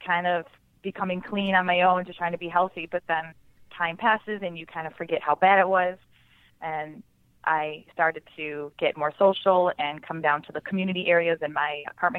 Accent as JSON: {"language": "English", "town": "Buffalo", "region": "New York", "country": "United States", "moved": "as an adult", "lives_now": "Chicago, United States", "said": "I'm from Buffalo, New York. Huge Bills fan. I moved to Chicago April of 2012."}